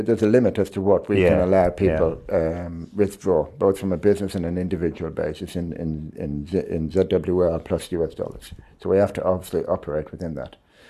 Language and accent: English; Ireland; No, I must be. But I am an Irishman.